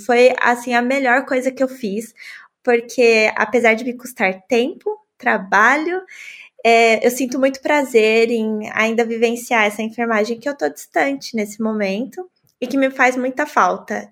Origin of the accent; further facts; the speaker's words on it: São Paulo, Brazil; moved away as an adult; now in Germany; eu sou de São Paulo